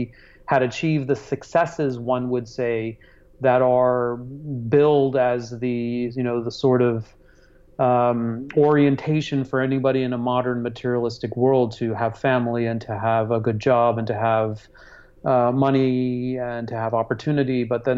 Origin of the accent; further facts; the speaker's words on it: Hong Kong; also born or lived in Singapore; I was born in Singapore and raised in Hong Kong, and already had a very multicultural, multi-heritage